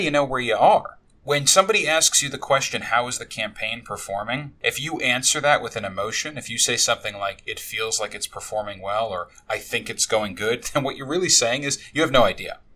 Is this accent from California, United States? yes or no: no; New York, United States; now in Tampa, United States; I grew up in New York